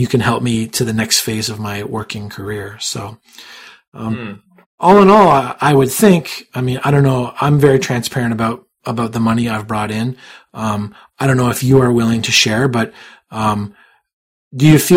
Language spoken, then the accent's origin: English; Canada; I'm not American. I'm Canadian